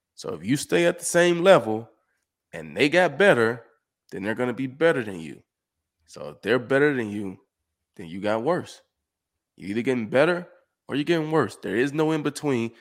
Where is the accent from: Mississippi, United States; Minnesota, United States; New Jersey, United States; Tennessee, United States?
Mississippi, United States; Summit; moved away as an adult; also born or lived in Houston / Detroit; Growing up in Summit, Mississippi